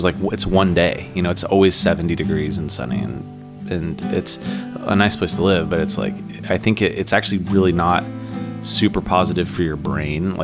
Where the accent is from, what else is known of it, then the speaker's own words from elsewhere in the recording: the Northwest, Pacific Northwest, United States; Growing up in the Northwest